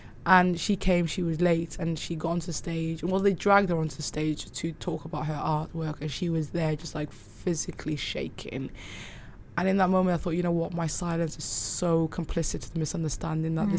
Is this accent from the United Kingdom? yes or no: yes; Cardiff, Wales, United Kingdom; also born or lived in Somaliland / Manchester / Dubai; So when I was growing up in Cardiff